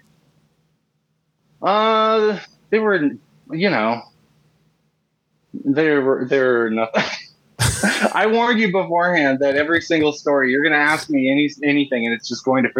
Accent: Minneapolis, Minnesota, United States; also born or lived in Melrose, Minnesota / Duluth, Minnesota / St. Cloud, Minnesota; When I was a kid, Northeast, and then or Northeast, as they love to say, and then the northern suburbs for a long time. And then actually I moved from there to Melrose, which is out in the middle of a cornfield and then to Duluth and then to St. Cloud and then back to Minneapolis proper

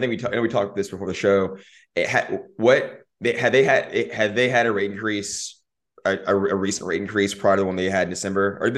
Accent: Austin, Texas, United States; I lived I grew up in South Austin in the, in the four five

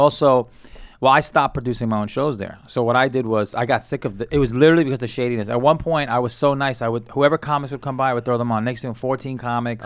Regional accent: New York City, New York, United States; also born or lived in Colombia (family); I grew up in, like, Sunset Park area

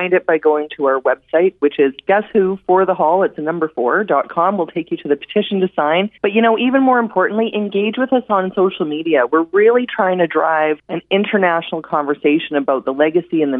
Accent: Canada

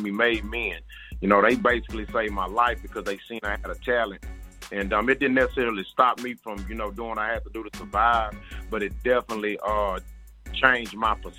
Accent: Houston, Texas, United States; I'm from Houston, Texas

